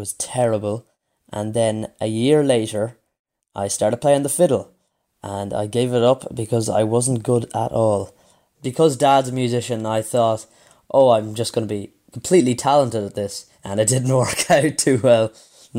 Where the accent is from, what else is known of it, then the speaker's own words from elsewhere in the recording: Leitrim, Ireland; I'm 16 and I'm from Leitrim